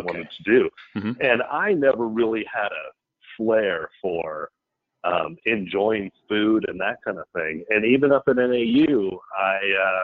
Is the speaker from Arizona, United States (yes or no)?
yes; Phoenix, Arizona, United States; born and raised in Phoenix.